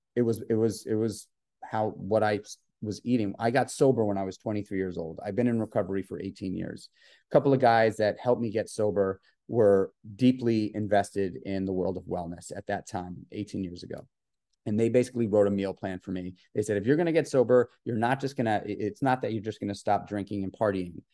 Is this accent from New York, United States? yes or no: yes; New York City, New York, United States; I grew up in New York City, in Manhattan